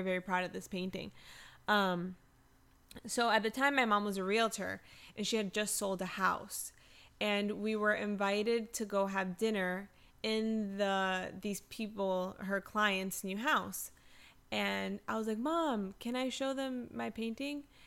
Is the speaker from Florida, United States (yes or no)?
yes; South Florida, United States; I'm born and raised in South Florida